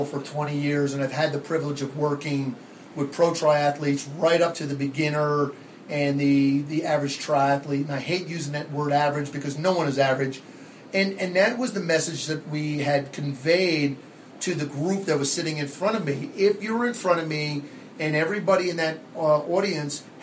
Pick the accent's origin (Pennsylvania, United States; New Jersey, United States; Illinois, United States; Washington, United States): New Jersey, United States; now in Arizona, United States; Growing up in New Jersey, probably could tell by the way I talk, I am not from Arizona. I am a Jersey born and bred.